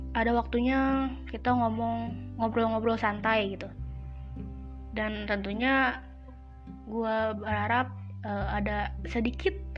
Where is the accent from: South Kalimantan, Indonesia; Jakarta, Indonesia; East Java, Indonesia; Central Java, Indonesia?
Jakarta, Indonesia; moved away as an adult; kampung gue di Jakarta